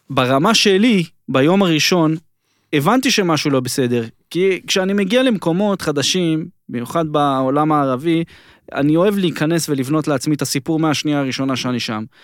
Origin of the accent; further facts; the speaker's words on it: Israel; אני בא מישראל, שהסיפור הזה, זה מכתיב את הסדר יום פה